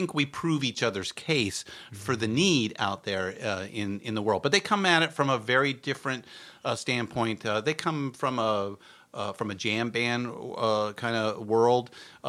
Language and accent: English; California, United States; When I moved up there from Orange County when I was in high school.